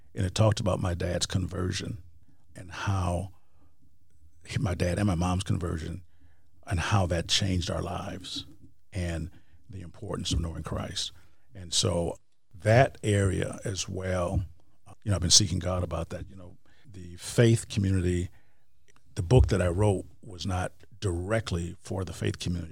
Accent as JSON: {"language": "English", "region": "Wisconsin", "country": "United States", "moved": "yes", "said": "I am from Wisconsin"}